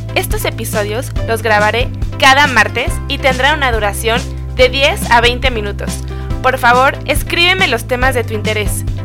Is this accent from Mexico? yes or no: yes; Mexico; Yo soy una mujer mexicana, tengo 27 años